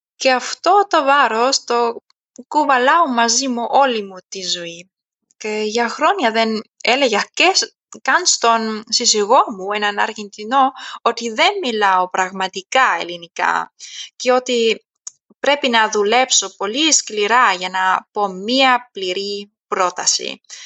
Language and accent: Greek; Germany; Greek is a second language; also born or lived in Athens, Greece; οι γονεί μου επέστρεψαν μαζί μου στη Γερμανία όταν ήμουν μικρή και από τότε μεγάλωσα στη Γερμανία